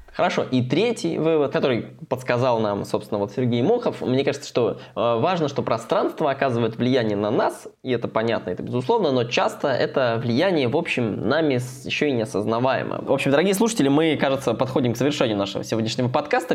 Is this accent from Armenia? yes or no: no; Kostroma, Kostroma Oblast, Russia; в Костроме, стране, вот в моем родном городе